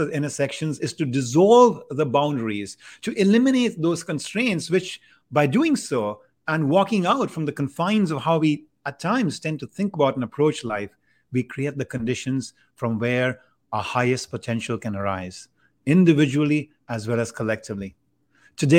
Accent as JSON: {"language": "English", "country": "India", "tie": "born or raised there", "said": "I grew up in India"}